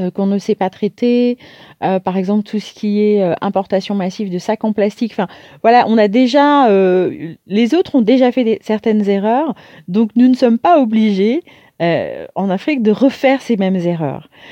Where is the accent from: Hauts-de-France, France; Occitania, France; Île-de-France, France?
Île-de-France, France; Paris; also born or lived in Martinique; je suis née à Paris et j'ai eu la chance de, de, grandir dans une famille